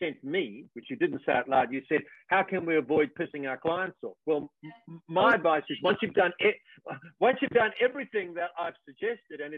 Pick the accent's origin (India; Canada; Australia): Australia; I'm from Australia